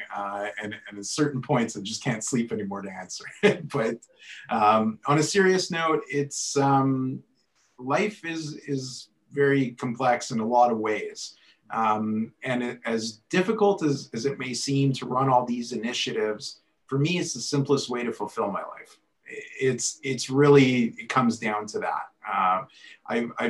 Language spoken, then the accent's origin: English; Edmonton, Alberta, Canada; Born and raised in Edmonton.